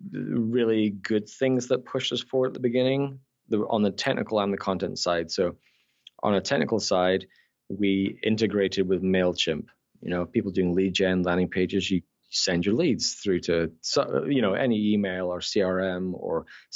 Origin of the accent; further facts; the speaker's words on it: Scotland, United Kingdom; accent: Scottish Canadian; also born or lived in Newcastle, United Kingdom; I was actually born in the north of England. I'm a Geordie, Newcastle, but I moved to Scotland when I was 10.